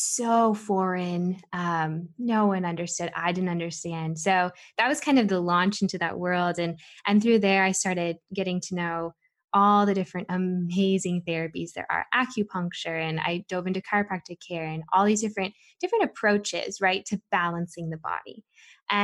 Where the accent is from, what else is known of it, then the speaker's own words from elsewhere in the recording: Southern California, United States; I grew up in Southern California